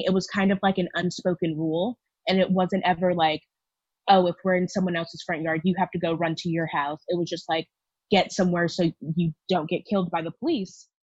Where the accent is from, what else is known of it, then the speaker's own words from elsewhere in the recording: Houston, Texas, United States; I'm from Houston, Texas, and I identify as a Black woman